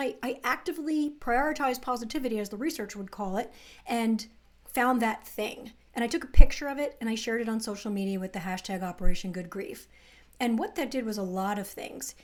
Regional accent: New Jersey, United States; I grew up in the New Jersey suburbs, pretty middle class

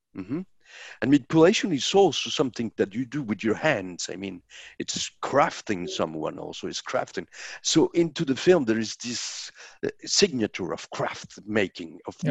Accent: Colombia; i'm a colombian filmmaker

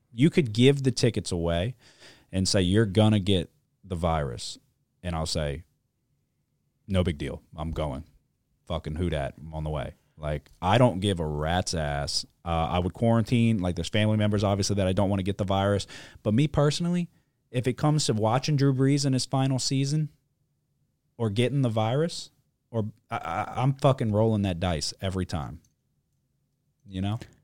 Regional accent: New Orleans, Louisiana, United States; I'm from New Orleans

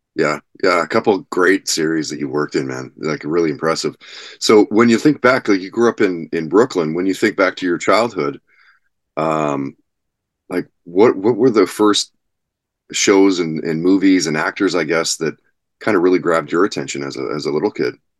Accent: Kitimat, British Columbia, Canada; also born or lived in Vancouver; the year that I moved away from Vancouver to uh, up north, up to Kitimat

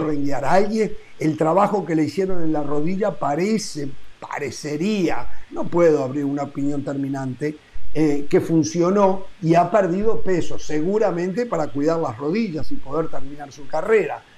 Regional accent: Uruguay; moved away; como uruguayo

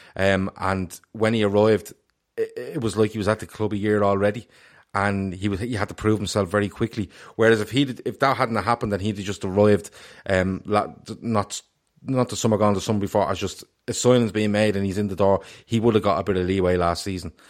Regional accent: Ireland; I was delighted as an Irishman

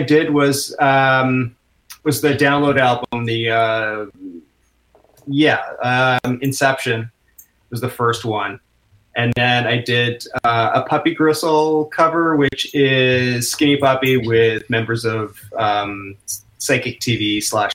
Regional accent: Whitby, Ontario, Canada; also born or lived in United Kingdom / Ajax, Ontario / Oakville, Ontario; now in Toronto, Canada; I grew up mostly in Whitby, Ontario

